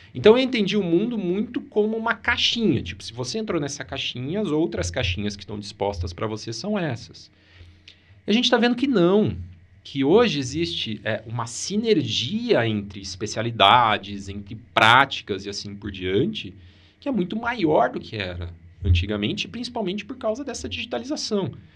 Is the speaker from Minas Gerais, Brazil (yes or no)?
no; Maringá, Paraná, Brazil; Eu sou de Maringá